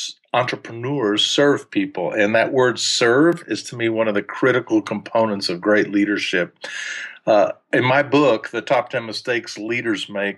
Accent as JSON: {"language": "English", "town": "Huntsville", "region": "Alabama", "country": "United States", "tie": "born or raised there", "first_language": "German", "second_language": "English", "said": "I was born and raised in Huntsville, Alabama."}